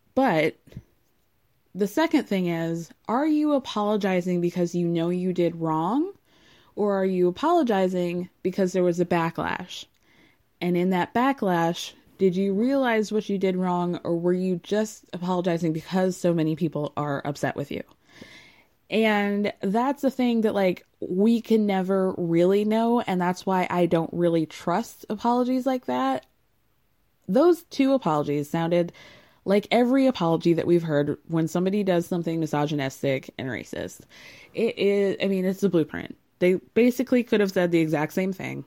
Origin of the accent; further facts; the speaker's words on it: Georgia, United States; I'm from Georgia